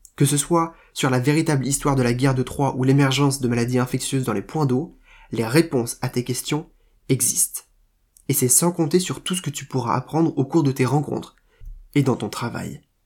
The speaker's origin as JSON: {"language": "French", "town": "Rennes", "region": "Brittany", "country": "France", "moved": "as an adult", "lives_now": "Paris, France", "said": "j'ai quitté Rennes pour Paris"}